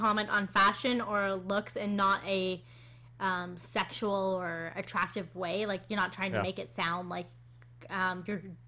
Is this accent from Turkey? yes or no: no; Canada; we're Canadian